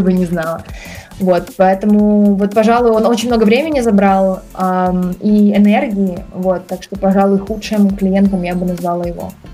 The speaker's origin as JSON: {"language": "Russian", "region": "Kyiv", "country": "Ukraine", "said": "я вообще сама из Киева, из Украины."}